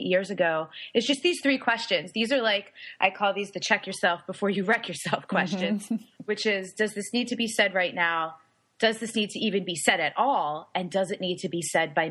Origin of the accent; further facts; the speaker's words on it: New York, United States; now in San Diego, United States; My family, I'm Italian and Puerto Rican, and I'm a New Yorker